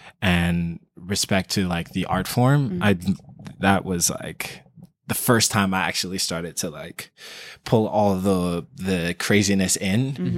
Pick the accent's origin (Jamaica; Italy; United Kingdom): Jamaica; also born or lived in Queens, United States; So I was born in New York, Queens, and then my mother wasn't a citizen. She's a Jamaican. Mm-hmm. So she brought me back down as soon as I was born